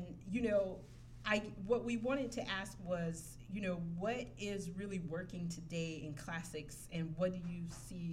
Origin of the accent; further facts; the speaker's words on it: South Carolina, United States; accent: Southern American; I'm from South Carolina